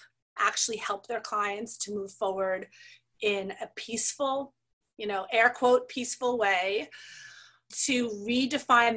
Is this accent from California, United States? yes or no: no; New York City, New York, United States; I grew up in New York City with parents who were very committed